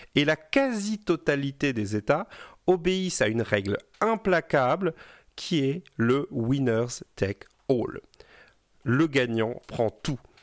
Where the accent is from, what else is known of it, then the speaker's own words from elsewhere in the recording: Brittany, France; je suis breton